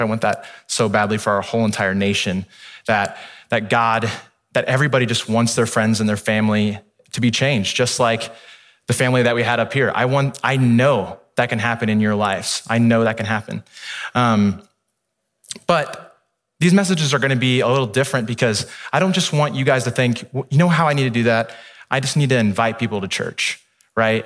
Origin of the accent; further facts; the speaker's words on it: Midwest, United States; now in California, United States; I grew up in the Midwest